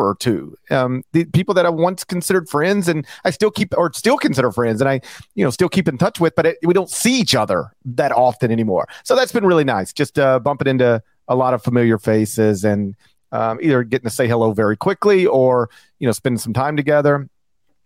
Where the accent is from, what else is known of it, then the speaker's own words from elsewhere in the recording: the South, United States; I'm from the South